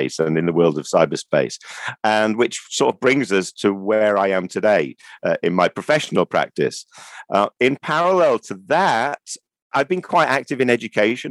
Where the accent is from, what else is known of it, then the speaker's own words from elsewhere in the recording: Manchester, North West England, United Kingdom; being Mancunian